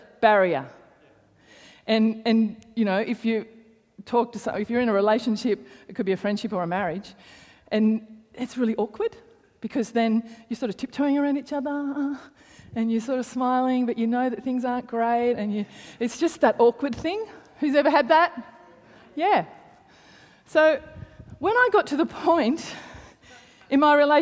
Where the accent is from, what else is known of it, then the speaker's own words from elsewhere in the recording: Canberra, Australian Capital Territory, Australia; I grew up in, I grew up in Hawker